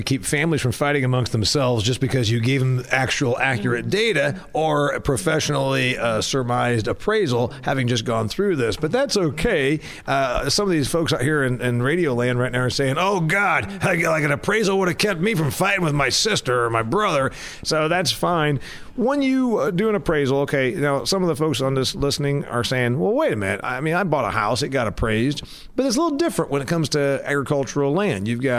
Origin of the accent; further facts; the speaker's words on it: Indiana, United States; And I'm from Indiana. You're from Illinois. And it's a little different where we're from.